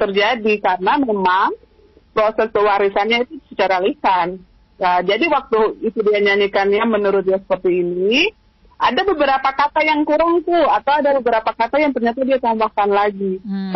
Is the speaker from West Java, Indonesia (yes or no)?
no; Maluku, Indonesia; kita juga orang Maluku